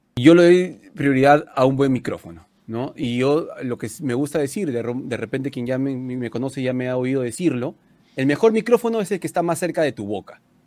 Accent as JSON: {"language": "Spanish", "country": "Peru"}